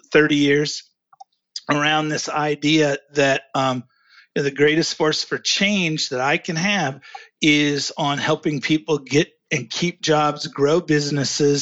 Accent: Ozark, Missouri, United States; In Ozark, Missouri, in the Ozark Mountains.

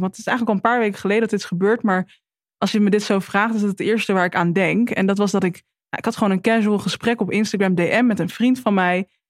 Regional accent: Drenthe, Netherlands; moved away as an adult; also born or lived in Alkmaar; ik kom uit Drenthe en ik ben in eerst in Alkmaar gaan wonen.

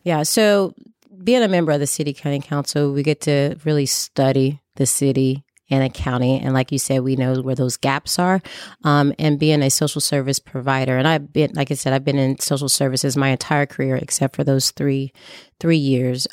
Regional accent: Columbus, Indiana and Indianapolis, United States; growing up poor, uh, moving back and forth from Columbus, Indiana, and Indianapolis, Indiana

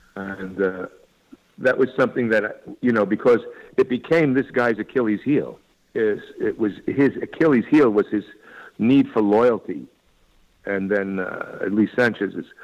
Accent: Dix Hills, New York, United States; moved away; also born or lived in Astoria, Queens, New York / Los Angeles; I was born in Astoria, Queens, on Long Island, and then grew up in Dix Hills

